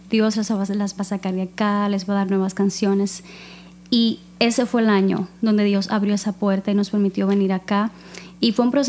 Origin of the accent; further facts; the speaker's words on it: Cuba; now in United States; nosotras somos cubanas. Ah, okay. Sí, nacidas en Cuba, em, cristianas desde muy niñas.